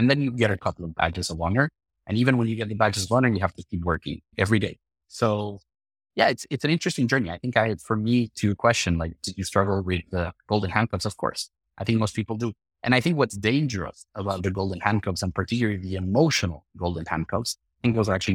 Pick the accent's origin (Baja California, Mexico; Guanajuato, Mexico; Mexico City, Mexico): Mexico City, Mexico; moved away; I'm from Mexico City.